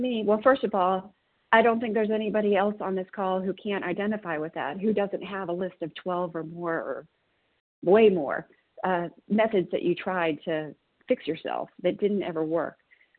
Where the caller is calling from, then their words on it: Tennessee, United States; I'm calling from Tennessee.